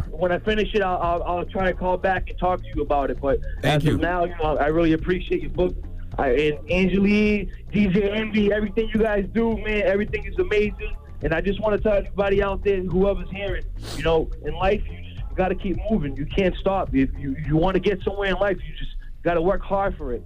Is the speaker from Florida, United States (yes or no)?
yes; Florida, United States; now in South Dakota, United States; I'm calling from South Dakota, but I'm from Florida